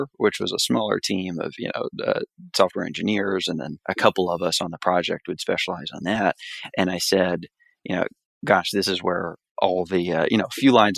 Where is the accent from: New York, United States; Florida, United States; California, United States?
Florida, United States; South; moved away; So I'm originally from Florida, grew up in South Florida, the son of a single mother.